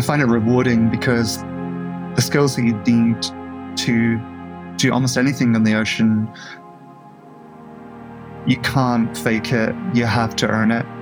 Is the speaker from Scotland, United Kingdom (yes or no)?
yes; Scotland, United Kingdom; Lots of the men that I grew up with in Scotland were divers.